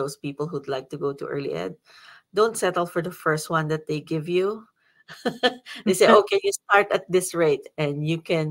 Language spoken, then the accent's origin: English; Philippines; now in Ashland, United States; because I am still a Filipino